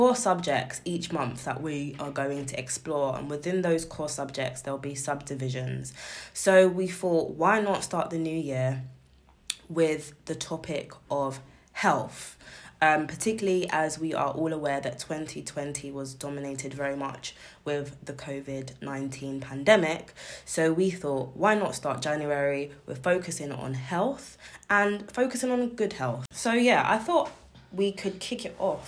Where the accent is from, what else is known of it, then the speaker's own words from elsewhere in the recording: United Kingdom; we are from Britain